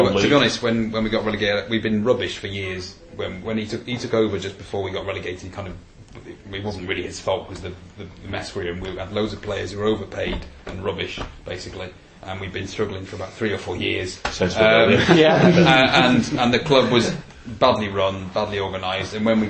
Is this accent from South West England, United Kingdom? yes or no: yes; Bristol, South West England, United Kingdom; moved away as an adult; now in Wigan, United Kingdom; Well, I used to live in Bristol. I grew up in Bristol, but I moved when I was 18, so I kind of lost my accent. So, so I've been in Wigan for 6 years now.